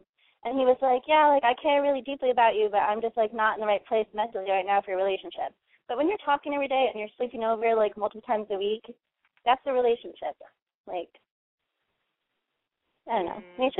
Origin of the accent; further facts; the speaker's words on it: Massachusetts, United States; I'm 20 and from Massachusetts.